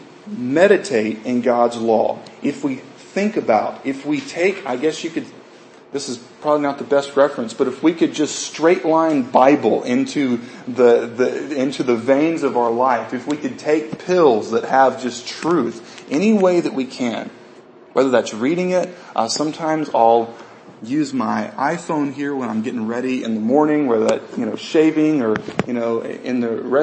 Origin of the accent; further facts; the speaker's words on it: United States; Most of us have been, you know, raised in the U.S.